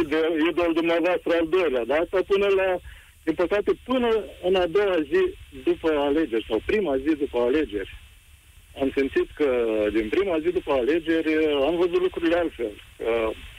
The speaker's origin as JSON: {"language": "Romanian", "country": "Romania", "said": "Ca român"}